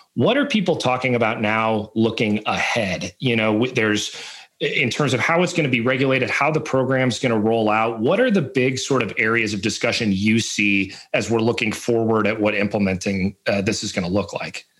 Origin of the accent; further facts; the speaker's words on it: Illinois, United States; my home state of illinois